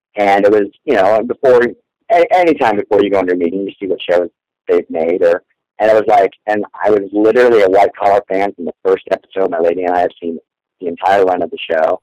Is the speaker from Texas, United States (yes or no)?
no; Orlando, Florida, United States; I grew up in Orlando